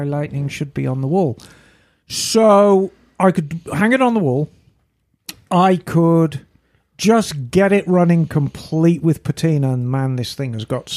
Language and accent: English; Birmingham, West Midlands, United Kingdom; moved away; Birmingham Small Arms, as people know, and that's my hometown